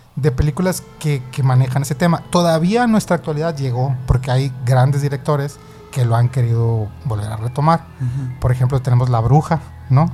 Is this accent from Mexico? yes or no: yes; Sonora, Mexico; Yo soy de aquí de Sonora